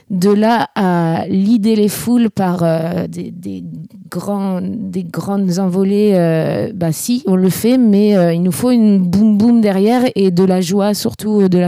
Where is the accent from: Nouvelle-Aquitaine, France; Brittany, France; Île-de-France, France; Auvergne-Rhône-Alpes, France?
Île-de-France, France; Élancourt; Du coup, moi, je viens d'Elancourt. Elancourt, c'est en banlieue euh